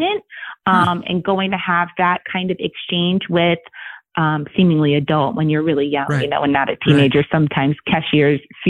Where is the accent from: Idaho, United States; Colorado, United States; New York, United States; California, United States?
New York, United States; I'm from New York